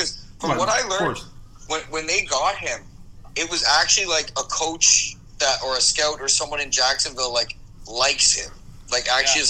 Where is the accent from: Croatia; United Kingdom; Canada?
Canada; I'm Canadian and I've grown up with the game